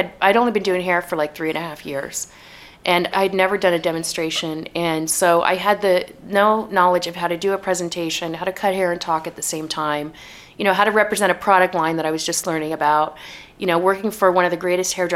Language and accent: English; United States; also born or lived in New York City, United States / Bay Area, United States; I'm American, you know? I'm never going to have a British accent.